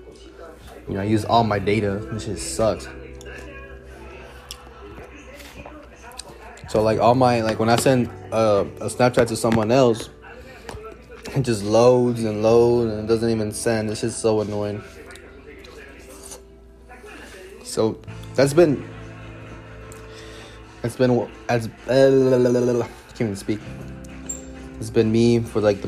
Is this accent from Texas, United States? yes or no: yes; Dallas, Texas, United States; born and raised in Dallas, Texas